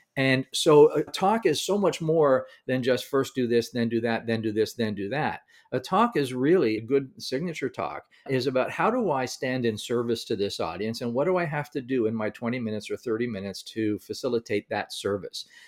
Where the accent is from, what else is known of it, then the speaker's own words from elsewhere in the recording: Canada; I'm from Canada.